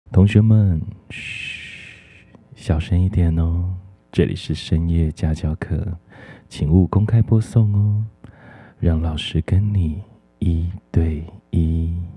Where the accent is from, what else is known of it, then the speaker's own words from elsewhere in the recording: the countryside of central Taiwan, Taiwan; moved away; also born or lived in Taoyuan; 老师自己小时候住在中部的乡下，那时候也都住在。平房里面